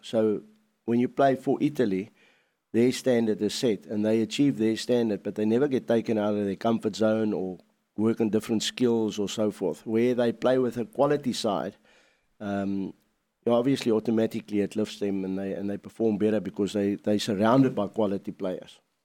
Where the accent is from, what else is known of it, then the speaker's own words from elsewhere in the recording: South Africa; as a South African boy